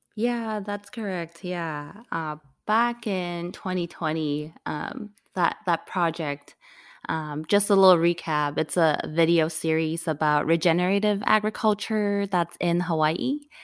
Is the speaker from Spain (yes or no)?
no; Hong Kong; now in United States; growing up in Hong Kong, like, we could speak English and everything, but coming to the United States